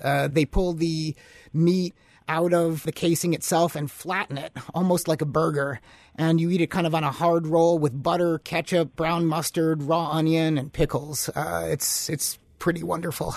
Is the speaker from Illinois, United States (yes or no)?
yes; Chicago, Illinois, United States; now in Upper Peninsula, Michigan, United States; I'm originally from Chicago